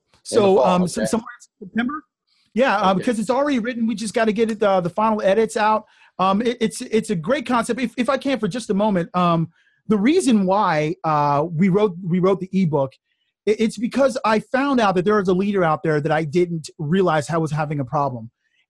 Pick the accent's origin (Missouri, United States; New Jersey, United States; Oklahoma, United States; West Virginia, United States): New Jersey, United States; live in New Jersey, and I talk about this in the first chapter of the book. I did a little bit of my growing up in Jersey.